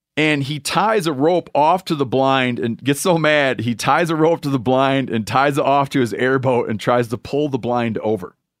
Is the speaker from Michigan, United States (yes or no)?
yes; Michigan, United States; moved away; from Michigan, my home state